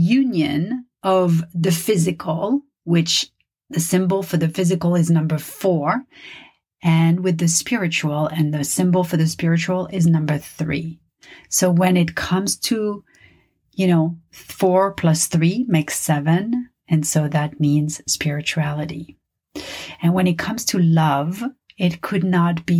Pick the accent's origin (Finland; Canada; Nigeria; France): France; Paris, Île-de-France; first language French; English is a second language; now in Los Angeles, United States; my native language is French. I was born and raised in Paris